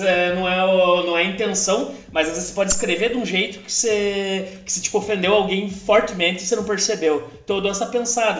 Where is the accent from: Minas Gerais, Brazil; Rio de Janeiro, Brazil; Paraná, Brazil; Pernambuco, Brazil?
Paraná, Brazil; Ponta Grossa; moved away as an adult; now in Curitiba, Brazil; eu sou de uma cidade chamada Ponta Grossa, que fica no Paraná. E eu me mudei recentemente para Curitiba